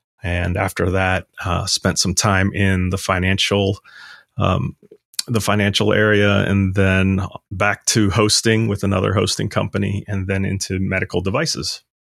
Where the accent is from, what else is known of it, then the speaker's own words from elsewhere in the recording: Louisville, Kentucky, United States; I am from Louisville, Kentucky. And after graduating from the University of Kentucky in Lexington, I actually started out with a Y2K consulting company.